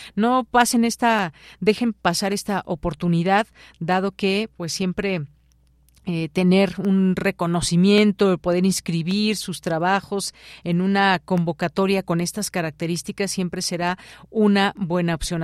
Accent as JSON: {"language": "Spanish", "country": "Mexico", "said": "nos hace muy mexicanos"}